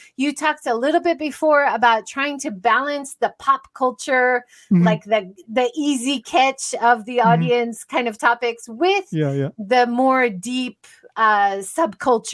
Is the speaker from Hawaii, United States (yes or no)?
yes; Hawaii, United States; moved away; I grew up in Hawaii.